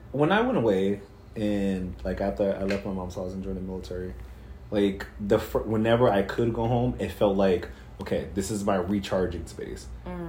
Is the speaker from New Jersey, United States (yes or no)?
no; New York City, New York, United States; I grew up in Brooklyn.